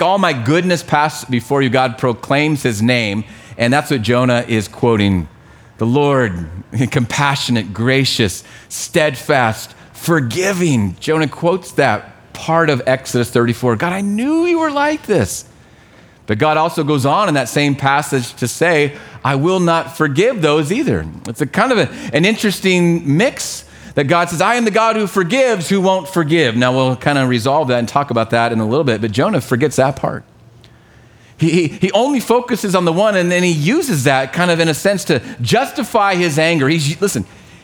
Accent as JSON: {"language": "English", "country": "United States", "said": "We are so thankful to live here."}